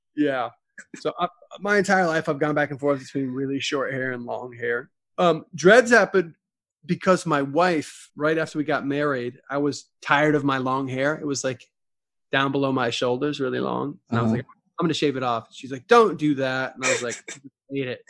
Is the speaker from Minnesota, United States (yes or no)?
no; Texas, United States; moved away as an adult; now in Nashville, United States; I grew up in Texas and now I live in Nashville